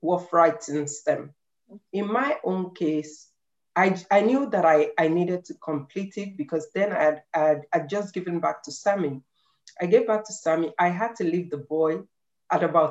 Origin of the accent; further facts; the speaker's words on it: Nigeria; moved away as an adult; now in Ireland; I came from Nigeria. We all know that we Nigerians, we love books.